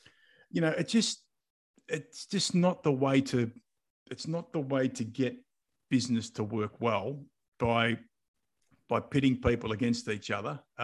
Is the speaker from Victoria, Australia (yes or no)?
yes; Mildura, Victoria, Australia; moved away; also born or lived in Adelaide; I grew up in Mildura